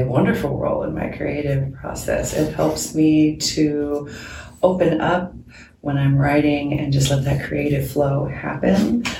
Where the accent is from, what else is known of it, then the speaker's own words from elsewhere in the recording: Washington, United States; I have this deep belief that that started growing up on Fort Lewis, actually. I was a military brat.